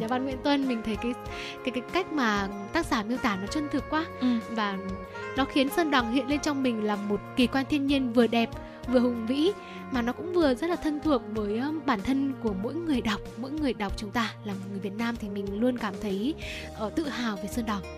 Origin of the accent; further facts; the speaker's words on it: hometown with Tu Thuc Cave, Thanh Hóa, Vietnam; quê hương của mình thì cũng có hang từ thức